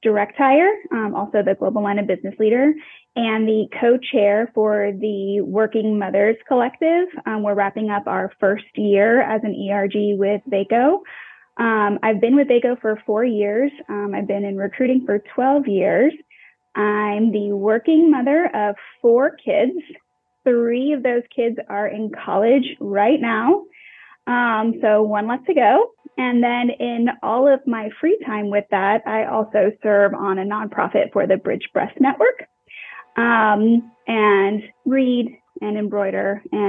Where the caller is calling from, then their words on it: Dallas, Texas, United States; Yeah, I am based out of Dallas, Texas.